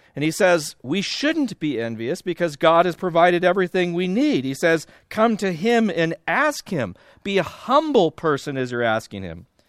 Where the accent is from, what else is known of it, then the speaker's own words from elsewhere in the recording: Southern California, United States; also born or lived in Iowa; I'm from Southern California, I'm, uh, currently at Biola University.